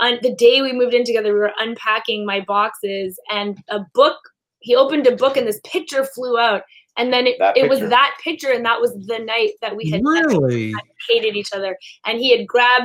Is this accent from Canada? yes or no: yes; Montreal, Quebec, Canada; moved away as an adult; We were both born and raised in Montreal, but we'd lived in other cities for a few years and came back to Montreal